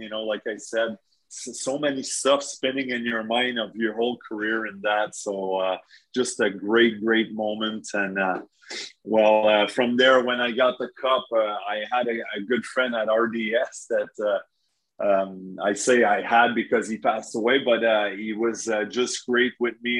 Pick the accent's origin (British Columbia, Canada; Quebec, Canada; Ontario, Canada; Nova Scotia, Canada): Quebec, Canada; Saint-Jérôme; my hometown where I grew up, played minor hockey in St. Jerome